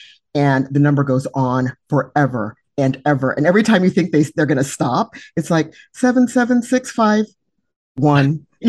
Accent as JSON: {"language": "English", "region": "California", "country": "United States", "said": "I happen to be in Nebraska today, even though I'm from California"}